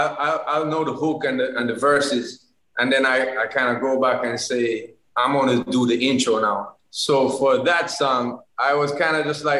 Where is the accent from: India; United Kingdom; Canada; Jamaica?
Jamaica; in Jamaica we just make big old thick pancakes